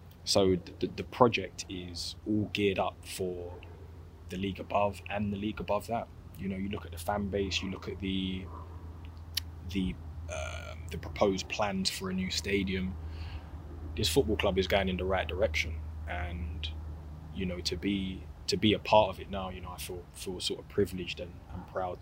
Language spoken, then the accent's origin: English; London, United Kingdom; because Gavin Caddy are also from South London. I'm from South London.